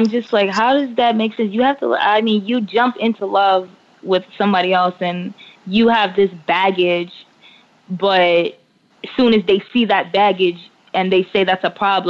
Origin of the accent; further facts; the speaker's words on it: New York, United States; now in Los Angeles, United States; I'm from New York. I will always say that I'm from New York